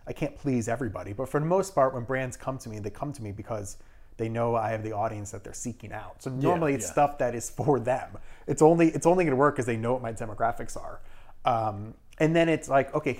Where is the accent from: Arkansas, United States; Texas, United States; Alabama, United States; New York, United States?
New York, United States; Irvington; also born or lived in Brooklyn, New York; I was born in Brooklyn, in Park Slope, but I grew up in Westchester. I grew up in Irvington